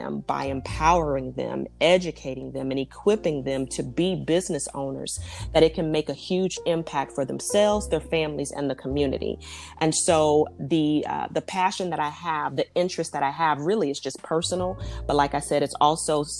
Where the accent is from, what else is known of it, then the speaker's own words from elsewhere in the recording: Dallas, Texas, United States; I'm from Dallas, Texas.